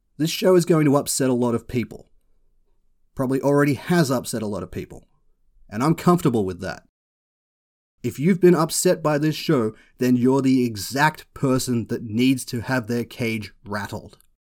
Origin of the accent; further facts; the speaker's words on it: Australia; I am Australian